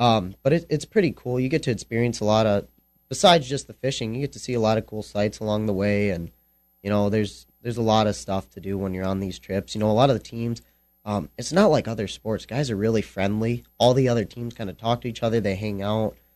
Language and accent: English; Lake Michigan, Midwest, United States; I fished jigs all my life. I'm from Lake Michigan.